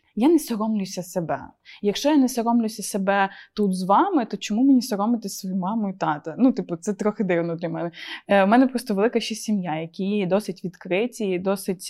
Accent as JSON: {"language": "Ukrainian", "country": "Ukraine", "accent": "Surzhyk", "said": "в мене такий суржик"}